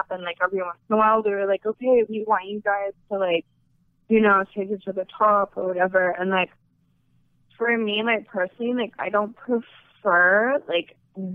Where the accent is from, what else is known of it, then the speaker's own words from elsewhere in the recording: Canada; I'm from Canada